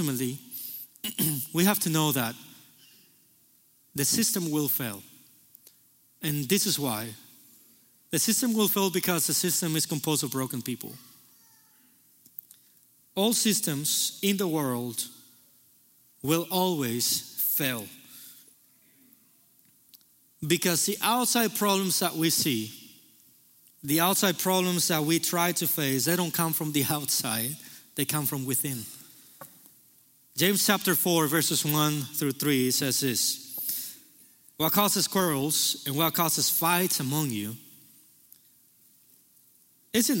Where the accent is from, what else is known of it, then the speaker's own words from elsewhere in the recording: Cuba; now in United States; I was born in Cuba